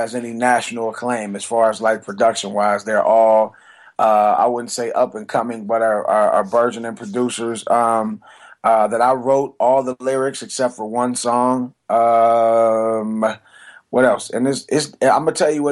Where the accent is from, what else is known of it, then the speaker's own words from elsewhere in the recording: Cleveland, Ohio, United States; now in Atlanta, United States; I'm from Cleveland, Ohio. I live in Atlanta, but I'm from Cleveland, Ohio